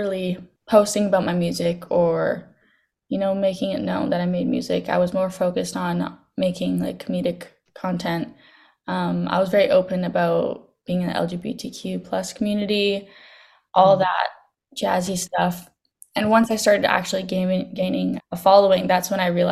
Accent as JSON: {"language": "English", "town": "Victoria", "region": "British Columbia", "country": "Canada", "tie": "born or raised there", "said": "I grew up on Vancouver Island in Victoria."}